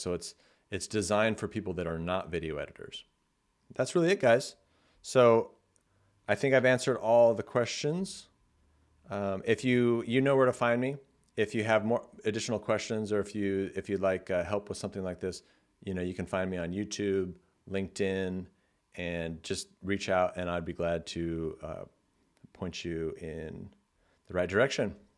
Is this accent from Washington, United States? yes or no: no; California, United States; I'm from California, so I say like a lot.